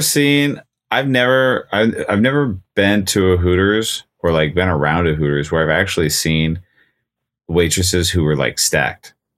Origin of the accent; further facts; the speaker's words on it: Nevada, United States; I grew up in Nevada